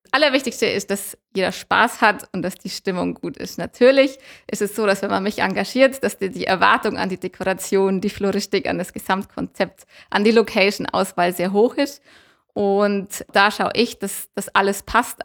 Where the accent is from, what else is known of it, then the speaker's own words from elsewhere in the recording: Allgäu, Bavaria, Germany; wir sind Allgäuer